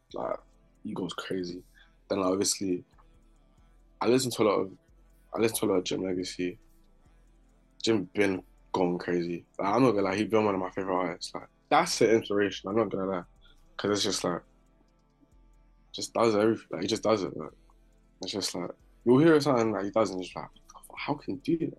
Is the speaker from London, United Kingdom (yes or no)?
yes; London, United Kingdom; also born or lived in Barking; I was born in South, yeah, then we got moved around South a lot